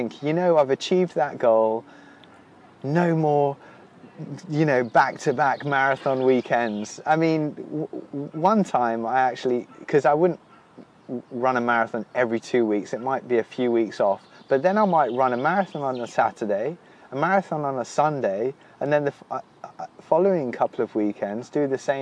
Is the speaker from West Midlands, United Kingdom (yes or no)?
yes; Wolverhampton, West Midlands, United Kingdom; also born or lived in South London; now in London, United Kingdom; I hail from Wolverhampton, which is my hometown